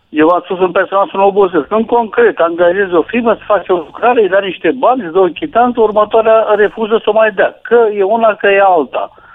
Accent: Buzău, Buzău County, Romania; now in Bucharest, Romania; sunt din Buzău și mănânc covrigi de la domnul Ciolacu

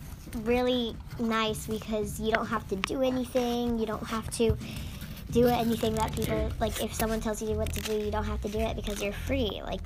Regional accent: United States; Being an American makes me proud because I really like it here, and I was born here, and all my family is here

